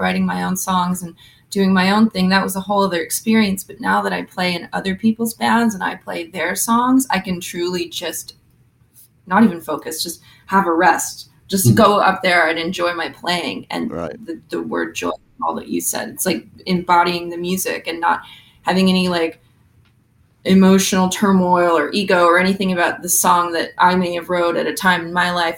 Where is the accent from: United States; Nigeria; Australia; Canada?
Canada; Sudbury, Ontario; moved away as an adult; also born or lived in London; I'm from Sudbury, Ontario, Canada, four hours north of Toronto. It's a mining town